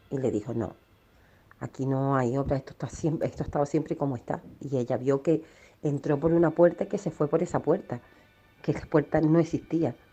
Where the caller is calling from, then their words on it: Málaga, Andalusia, Spain; de Málaga, que en Carlos de Haya también ha pasado eso y a mi madre le pasó.